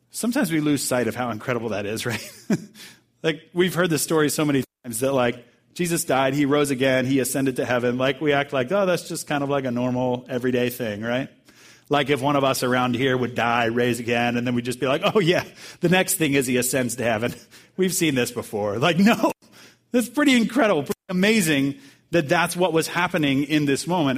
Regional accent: Bowie, Maryland, United States; moved away; my pastor back home uh, in Maryland is where I grew up in Bowie, Maryland

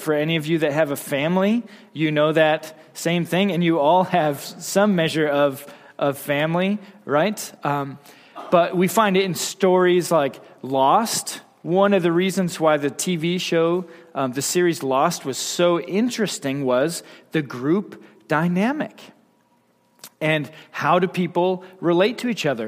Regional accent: Wyoming, United States; I'm from Wyoming

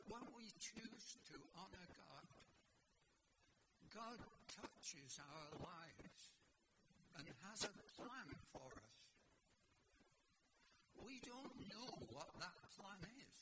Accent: Blackpool, North West England, United Kingdom; now in Canada; I was born in England, in Blackpool, which was a seaside resort.

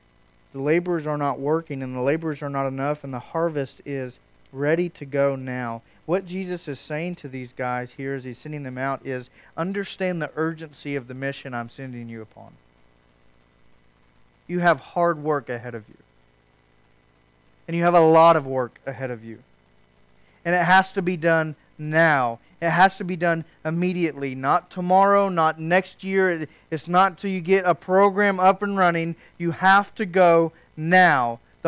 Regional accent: Oklahoma, United States; Some of us know that growing up in Western Oklahoma with the harvest.

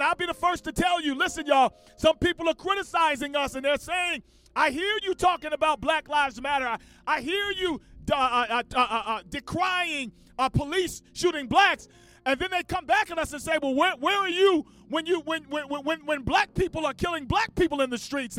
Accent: Washington, District of Columbia, United States; now in Cleveland, United States; Washington, D.C., my home city and my hometown.

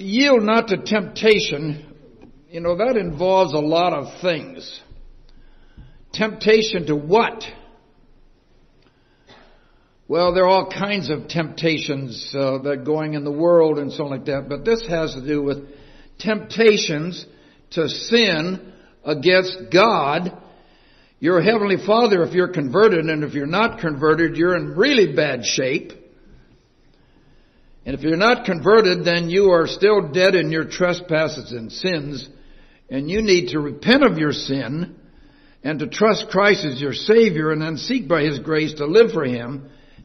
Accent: Iowa, United States; I was born and reared in Iowa 81 years ago tomorrow. And spent my first 7 grades in a one-room country schoolhouse

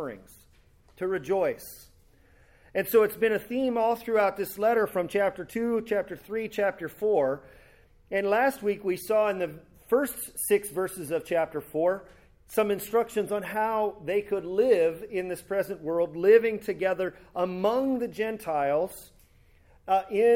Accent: California, United States; my hometown in California

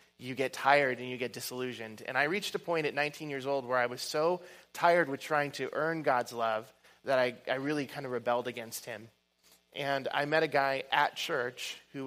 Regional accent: Oregon, United States; I'm from Oregon and the West Coast

